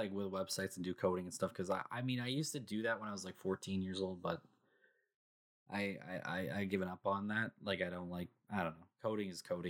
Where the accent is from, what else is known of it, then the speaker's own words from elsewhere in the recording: Canada; I'm Canadian.